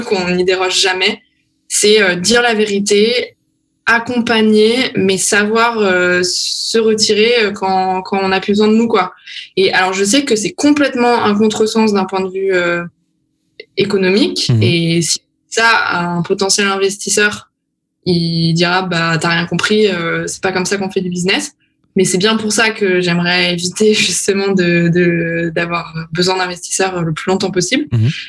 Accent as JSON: {"language": "French", "country": "France", "moved": "as an adult", "lives_now": "Berlin, Germany", "said": "je suis française"}